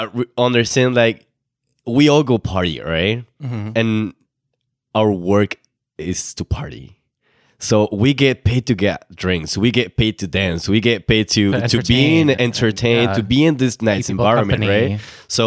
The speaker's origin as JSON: {"language": "English", "country": "Mexico", "also_born_or_lived": "Ottawa", "moved": "as an adult", "lives_now": "Toronto, Canada", "said": "we're both from Mexico."}